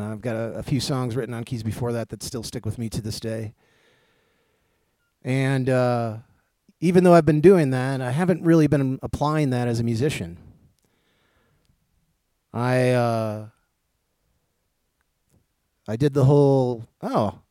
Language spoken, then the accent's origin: English; Racine, Wisconsin, United States; I was born in Racine, Wisconsin in 1973